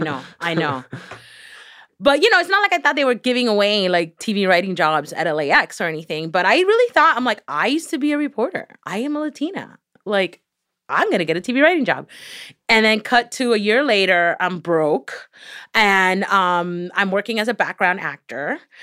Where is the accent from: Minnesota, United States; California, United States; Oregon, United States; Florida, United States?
Florida, United States; Miami; accent: Miami; English is a second language; I was growing up in Miami